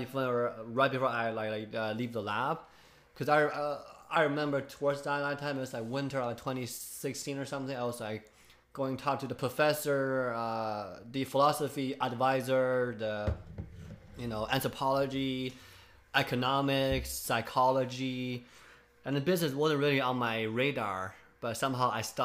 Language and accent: English; Ogden, Utah, United States; born there; I was born here.